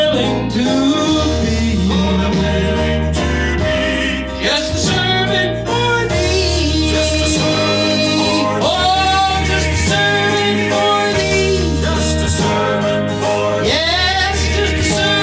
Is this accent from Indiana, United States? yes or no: yes; Portage, Indiana, United States; I'm from Portage, Indiana.